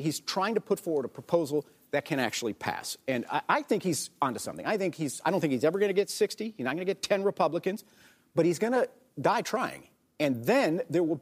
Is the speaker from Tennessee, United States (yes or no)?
no; Texas, United States; I am from Texas